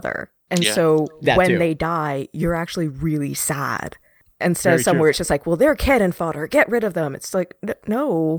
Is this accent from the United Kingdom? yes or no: no; Canada; This is the epitome of, well, for me growing up in Canada, we have something called the Canadian content law, where 70% of all broadcast needs to be Canadian.